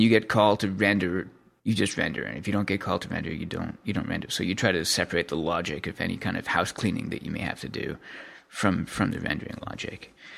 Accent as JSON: {"language": "English", "country": "Canada", "said": "I'm from Canada"}